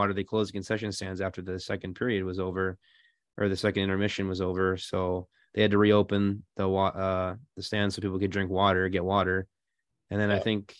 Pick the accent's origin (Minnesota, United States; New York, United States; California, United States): Minnesota, United States; Central; growing up in Central Minnesota, everyone's a Husky or a Gopher fan